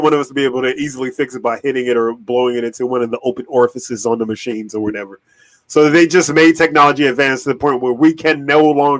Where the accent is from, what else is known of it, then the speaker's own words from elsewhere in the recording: Virginia, United States; we're from Virginia